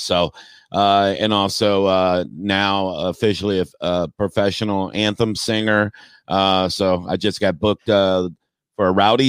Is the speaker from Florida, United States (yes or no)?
yes; Tampa, Florida, United States; born and raised in Tampa, passionate Bucs fan, season ticket holder for years.